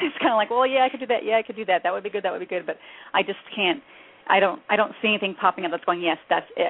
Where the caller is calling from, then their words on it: New Mexico, United States; I'm calling from New Mexico.